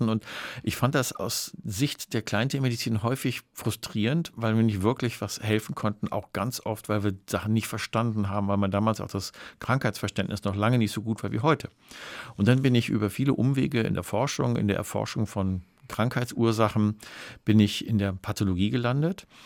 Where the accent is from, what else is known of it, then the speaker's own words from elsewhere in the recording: North Rhine-Westphalia, Germany; denn ich bin ja im Ruhrgebiet groß geworden und ich bin immer mit Hunden und Katzen und ganz vielen anderen Tieren groß geworden.